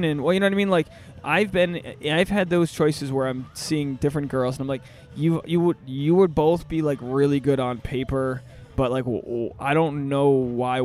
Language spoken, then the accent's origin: English; Rhode Island, United States; now in Los Angeles, United States; I'm from Rhode Island